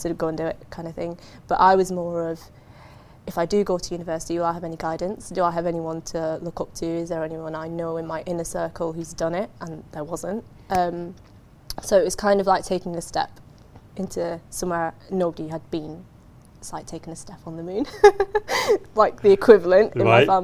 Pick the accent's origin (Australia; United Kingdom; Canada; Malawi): United Kingdom; Blackburn, North West England; now in Bristol, United Kingdom; I'm originally from Blackburn